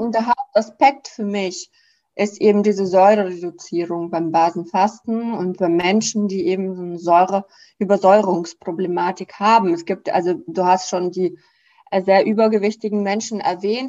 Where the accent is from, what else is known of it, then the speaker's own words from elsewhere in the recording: Russia; now in Germany; ich komme ja aus dem Land, äh, Russland